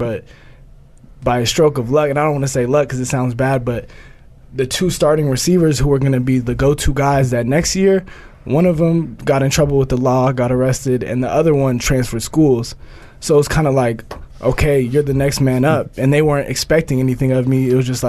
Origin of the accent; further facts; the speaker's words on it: Oregon, United States; moved away as an adult; I'm from Oregon.